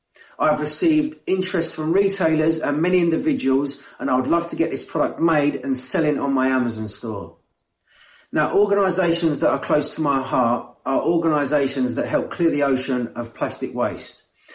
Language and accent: English; East of England, United Kingdom; I'm from Cambridgeshire, and I am the inventor of the Cuppy.